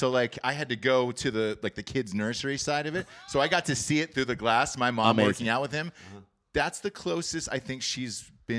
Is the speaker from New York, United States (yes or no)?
no; Atlanta, Georgia, United States; I grew up in Atlanta, Georgia